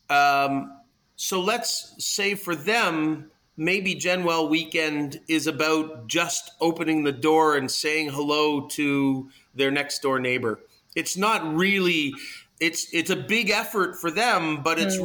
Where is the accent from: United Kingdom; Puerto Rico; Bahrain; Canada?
Canada; Toronto, Ontario; I am uh, born and bred in Toronto